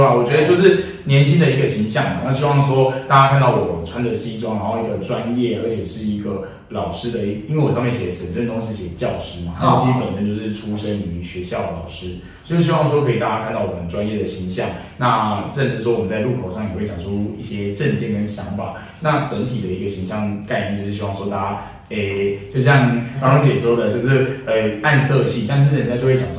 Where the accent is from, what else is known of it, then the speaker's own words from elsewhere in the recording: Tainan, Taiwan; 我们台南人其实都非常可爱